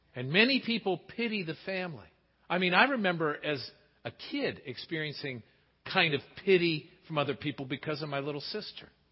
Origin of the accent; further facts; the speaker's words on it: Pittsburgh, Pennsylvania, United States; growing up in Pittsburgh